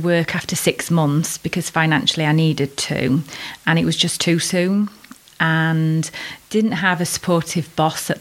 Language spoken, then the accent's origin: English; Worksop, East Midlands, United Kingdom; now in Chesterfield, United Kingdom; I was born and bred in Worksop back in 1974